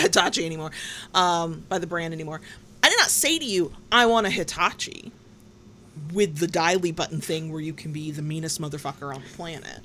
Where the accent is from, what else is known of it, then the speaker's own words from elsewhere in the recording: the Bible Belt, United States; I was raised in the Bible Belt